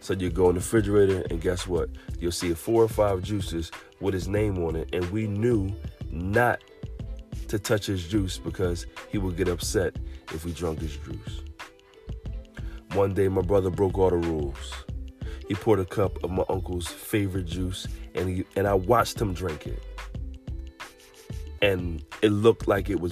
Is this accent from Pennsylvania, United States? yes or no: yes; Philadelphia, Pennsylvania, United States; I grew up in Southwest Philadelphia